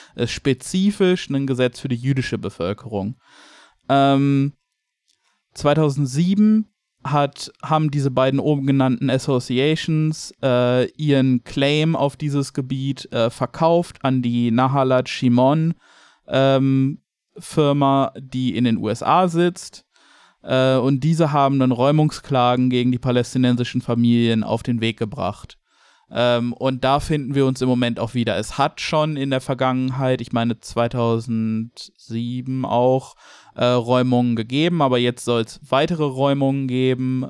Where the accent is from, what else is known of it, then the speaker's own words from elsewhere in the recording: Germany; als Deutscher